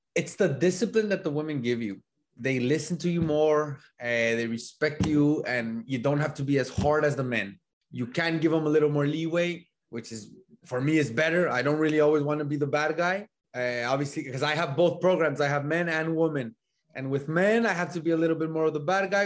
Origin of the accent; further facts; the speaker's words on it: El Paso, Texas, United States; moved away as an adult; also born or lived in Laredo, Texas; now in Illinois, United States; I grew up in El Paso, Texas, right? Grew up there.